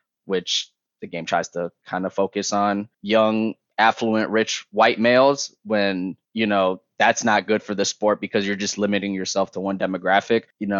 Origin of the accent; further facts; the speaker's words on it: Toronto, Ontario, Canada; I'm from Toronto, baby. So like, you know, my parents are from Somalia. Like, they, you know, they go over the ocean, they come to Canada